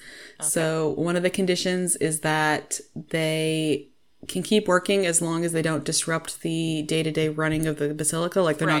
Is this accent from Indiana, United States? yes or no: yes; Indianapolis, Indiana, United States; Anyway, that's just a personal fun thing for us because we're from Indianapolis and it's weird.